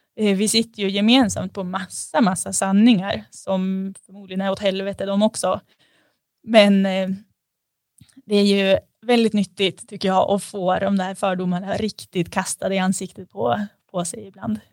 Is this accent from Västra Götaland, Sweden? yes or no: no; Sundsvall, Västernorrland County, Sweden; jag är född i Sundsvall